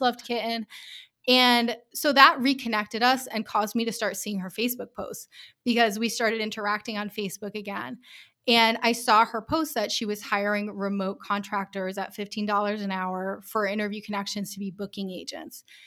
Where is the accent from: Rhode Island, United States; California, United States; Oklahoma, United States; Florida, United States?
Rhode Island, United States; moved away as an adult; also born or lived in Taipei, Taiwan / Colorado; I'm from Rhode Island